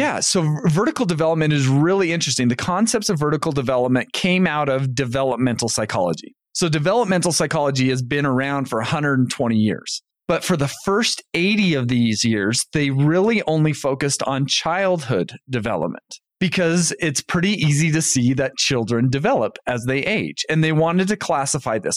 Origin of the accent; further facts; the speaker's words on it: North Ogden, Utah, United States; moved away as an adult; also born or lived in Indiana; I grew up in North Ogden, Utah